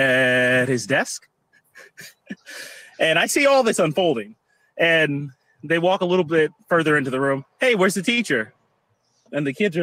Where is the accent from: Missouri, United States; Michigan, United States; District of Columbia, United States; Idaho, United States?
Michigan, United States; Detroit; also born or lived in Chesterfield, Michigan; now in Roseville, United States; I am originally from Detroit, Seven and Mound.